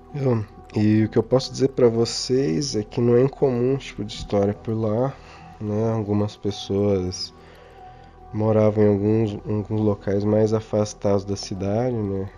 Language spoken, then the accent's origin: Portuguese; Castro, Paraná, Brazil; nós somos de Castro, no interior do Paraná